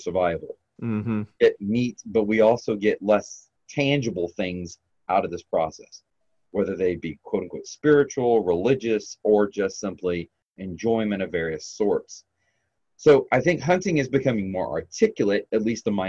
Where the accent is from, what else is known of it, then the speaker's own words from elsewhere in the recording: East Texas, United States; moved away; When I grew up in Texas, I remember listening to Bob White quail. I return to Texas and I don't hear them. They're gone in East Texas.